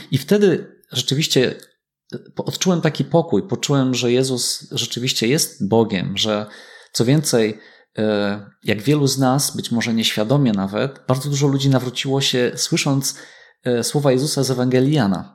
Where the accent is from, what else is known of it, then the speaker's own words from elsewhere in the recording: Myślibórz, West Pomeranian Voivodeship, Poland; Ja wychowałem się w Myśli Bożu